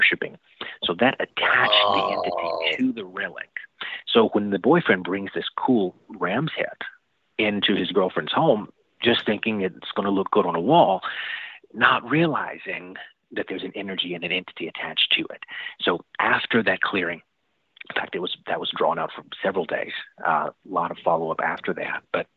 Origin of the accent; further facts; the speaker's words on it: the rural South, United States; I was growing up in the South, the rural South, here in the Bible Belt